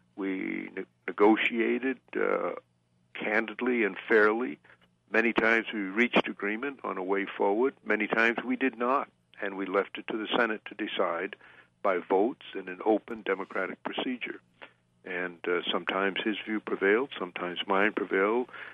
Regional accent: Waterville, Maine, United States; when I was a small boy growing up in Waterville, Maine, many years ago

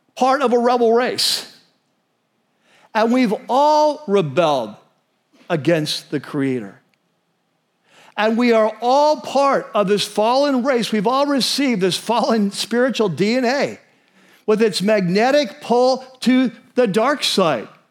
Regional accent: United States; as American Christians

